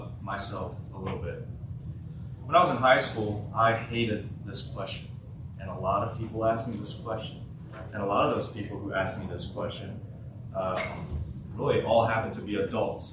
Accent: Martin, Tennessee, United States; also born or lived in South Korea; I was born in South Korea. I moved to the United States in 2006 when I was 9 years old to a little place called Martin, Tennessee.

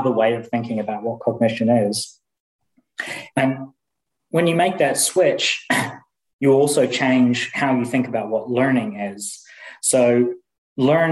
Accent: New Zealand; moved away as an adult; also born or lived in Indiana, United States / Aberdeen, United Kingdom / Warwick, United Kingdom; now in Leeds, United Kingdom; I'm from New Zealand originally, but I've been in the UK now since 2005.

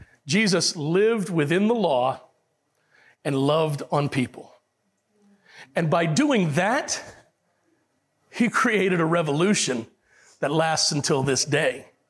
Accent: Puerto Rico; born there; Now, if you talk to, I was born in Puerto Rico.

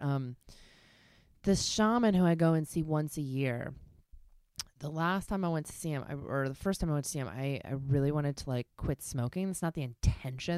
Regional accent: Baltimore, Maryland, United States; I grew up in Baltimore

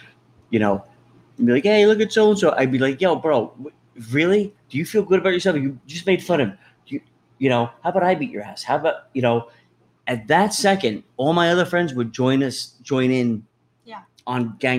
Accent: New Jersey, United States; I am embarrassed to say I'm from New Jersey now after this.

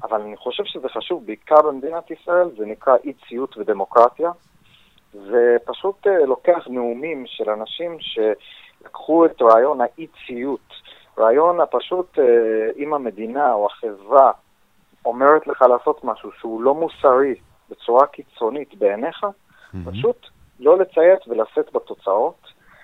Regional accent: United States; now in Israel; כשגדלתי בארצות הברית

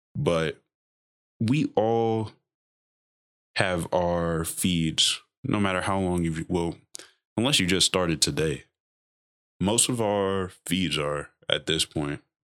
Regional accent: United States; we as American

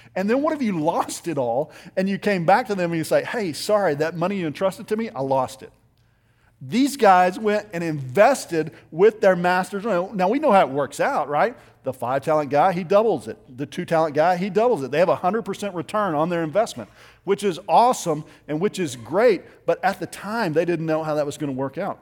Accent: Littlefield, Texas, United States; I grew up in West Texas in a little town outside of Lubbock. It's called Littlefield

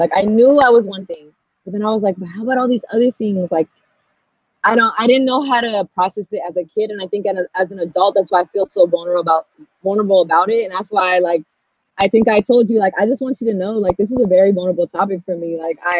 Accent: Pasadena, California, United States; also born or lived in Los Angeles, United States; So I grew up in LA in Frogtown for a little bit. I moved over here when I was like 7. So that was a very brown community in LA. And there was a lot of violence, or like community violence. So my mom moved us.

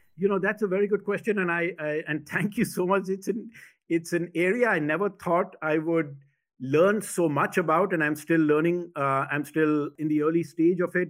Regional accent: India; also born or lived in Dubai, United Arab Emirates / South Carolina, United States; now in United States; I was born in India and, uh, did my high school in the Middle East, in Dubai, United Arab Emirates

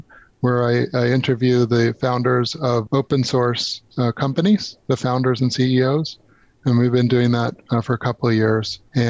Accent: New York, United States; moved away; New York. I'm originally a New Yorker.

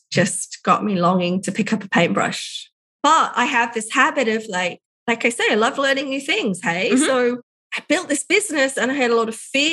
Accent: England, United Kingdom; now in Ballarat, Australia; England, where I'm from, to see my parents

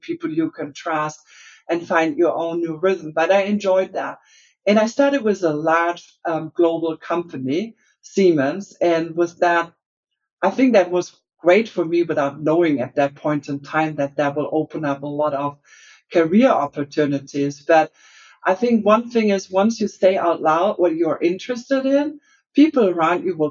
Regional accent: Germany; accent: German; English is a second language; moved away as an adult; also born or lived in Asia; now in Salt Lake City, United States; I am German and I grew up there and started also there my career.

